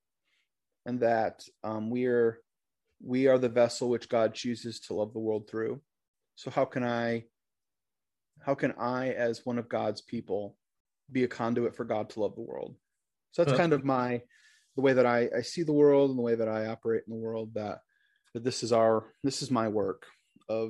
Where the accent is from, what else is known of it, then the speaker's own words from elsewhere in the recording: Michigan, United States; now in Fort Wayne, United States; I'm from Michigan. I grew up as a pastor's kid up there. I happen to live right now in Fort Wayne, Indiana